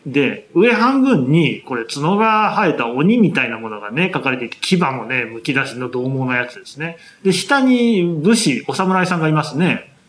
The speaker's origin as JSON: {"language": "Japanese", "region": "Aichi", "country": "Japan", "tie": "born or raised there", "said": "私は愛知県出身でして"}